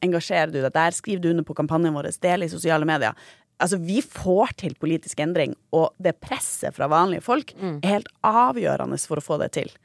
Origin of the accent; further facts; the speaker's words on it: Tromsø, Troms, Norway; moved away; jeg er jo også fra Tromsø